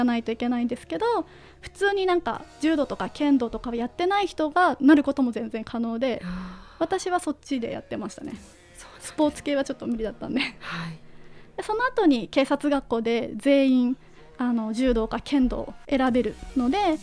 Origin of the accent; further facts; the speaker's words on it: Yonezawa, Yamagata, Japan; moved away as an adult; now in Tokyo, Japan; 地元の山形県米沢市の観光大使をやらせていただいてまして